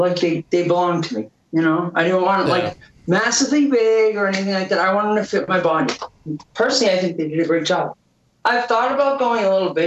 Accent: Boston, Massachusetts, United States; accent: Boston; the accent's real. I'm from Boston

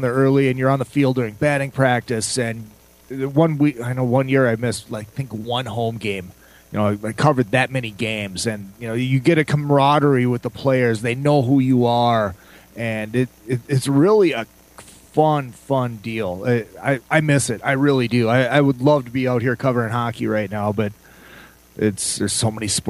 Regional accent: St. Cloud, Minnesota, United States; now in California, United States; I was born and raised in St. Cloud, Minnesota

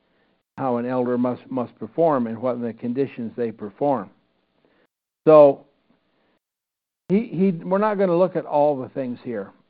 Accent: Iowa, United States; I grew up in the Churches of Christ in Iowa

